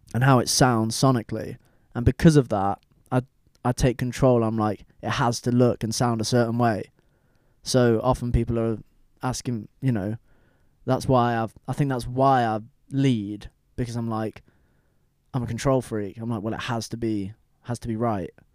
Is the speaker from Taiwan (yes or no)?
no; United Kingdom; I'm British